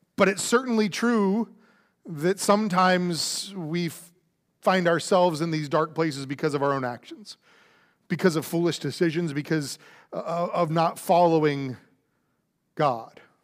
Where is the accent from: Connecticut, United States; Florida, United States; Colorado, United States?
Florida, United States; now in Houston, United States; I grew up in Florida